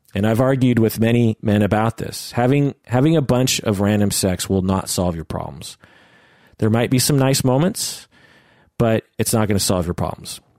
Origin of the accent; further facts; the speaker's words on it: Pacific Northwest, United States; I was born and raised in the Pacific Northwest.